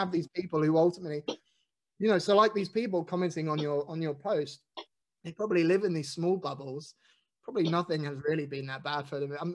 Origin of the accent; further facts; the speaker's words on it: United Kingdom; I'm white and I'm British and I'm probably middle class.